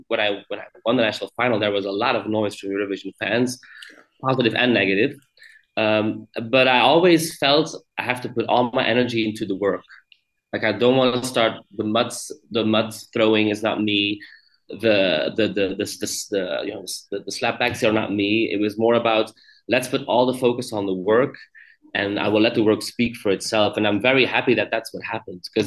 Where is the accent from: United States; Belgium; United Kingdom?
Belgium; here in my home country